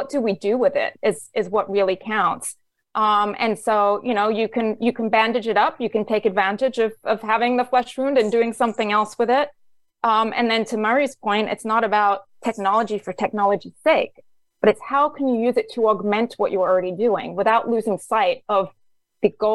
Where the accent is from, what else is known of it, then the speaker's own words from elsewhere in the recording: England, United Kingdom; I grew up in England